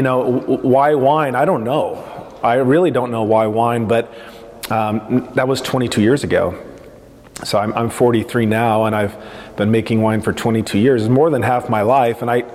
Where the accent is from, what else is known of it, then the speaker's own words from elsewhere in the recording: Portland, Oregon, United States; we grew up in Northwest Portland